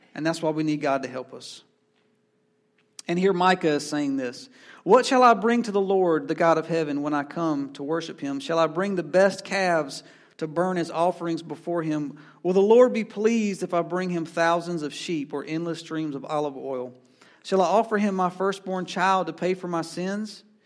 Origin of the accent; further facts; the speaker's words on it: Asheboro, North Carolina, United States; I come from Ashboro, North Carolina, home of the N C Zoo